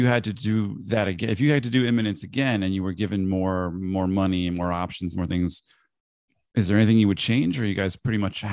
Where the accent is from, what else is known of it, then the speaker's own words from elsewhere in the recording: England, United Kingdom; being an English guy